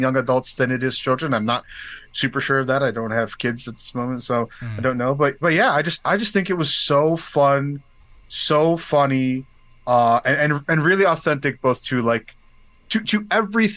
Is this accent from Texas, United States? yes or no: no; Jersey City, New Jersey, United States; also born or lived in Bayonne, New Jersey; I grew up in Jersey City and in this town called Bayonne also